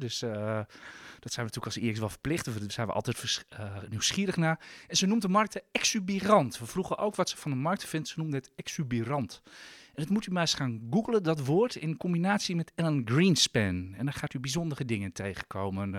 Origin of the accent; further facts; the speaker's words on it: Amsterdam, North Holland, Netherlands; zeg ik als Amsterdammer